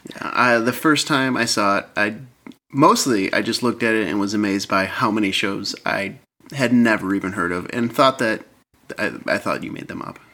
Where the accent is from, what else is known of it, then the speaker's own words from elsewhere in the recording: Michigan, United States; moved away as an adult; now in Seattle, United States; originally from Michigan, lived there for the first 25 years of my life